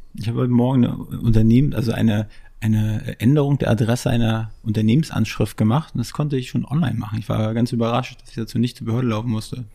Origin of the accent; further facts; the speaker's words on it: Mecklenburg-Vorpommern, Germany; moved away as an adult; now in Berlin, Germany; ich komme aus MacPom